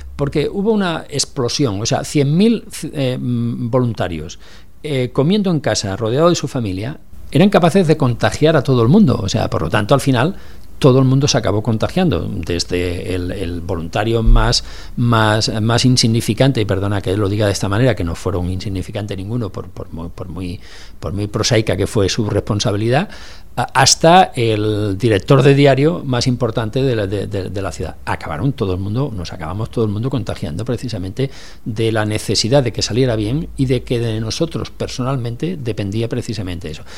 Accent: Barcelona, Catalonia, Spain; los que somos de Barcelona

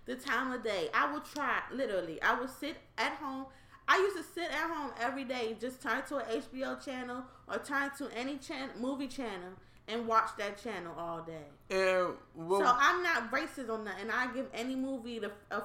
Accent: Washington, District of Columbia, United States; We grew up in Northeast D.C. in a little quiet little area where all the old people be living at.

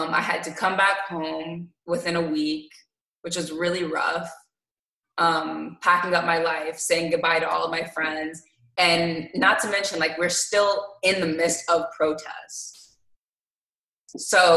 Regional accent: Detroit, Michigan, United States; also born or lived in Hong Kong; I'm from Detroit

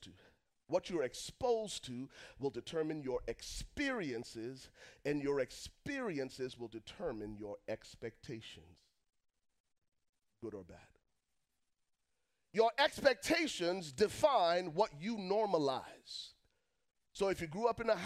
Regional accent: Liberia; moved away; I was born and raised in Liberia, West Africa.

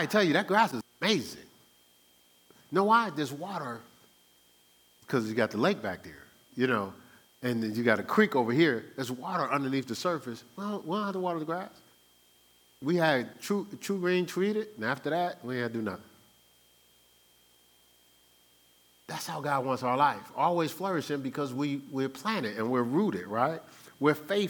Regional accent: New Jersey, United States; I'm from New Jersey, the Garden State

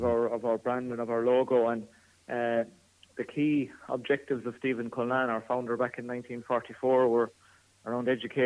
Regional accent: Ireland; we're from Ireland, that we're Irish

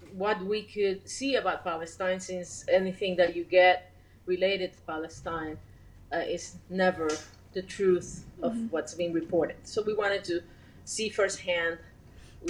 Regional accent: Puerto Rico; moved away; I'm originally from Puerto Rico

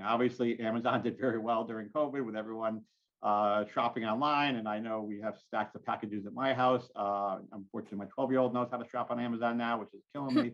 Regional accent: Southington, Connecticut, United States; also born or lived in Durham, Connecticut; I'm born and raised in Southington

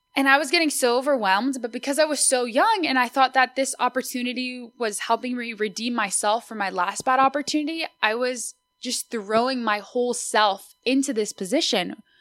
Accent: Austin, Texas, United States; first language Spanish; English is a second language; I was born and raised in Austin, Texas

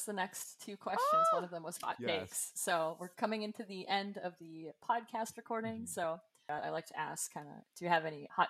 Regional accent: Canada; I'm Canadian. We don't have Trader Joe's here.

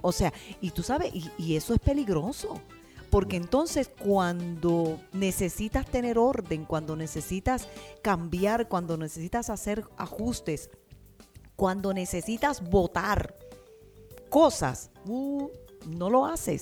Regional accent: Puerto Rico; now in United States; somos puertorriqueños

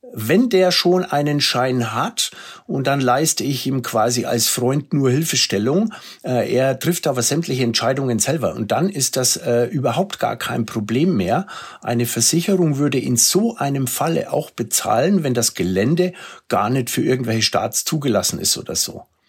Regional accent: Germany; bei uns in Deutschland

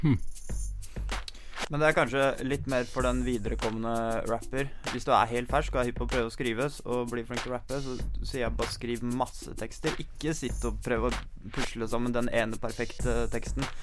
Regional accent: Sørumsand, Akershus, Norway; Men jeg kom jo fra Sørumsand òg

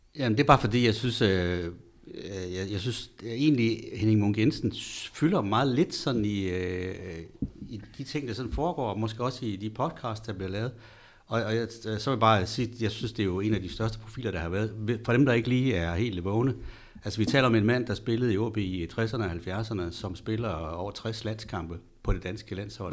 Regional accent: Østerbrønderslev, North Denmark Region, Denmark; Jeg kommer fra Østerbrønderslev, og dengang der kunne man ligesom holde med Frederikshavn, da jeg var dreng

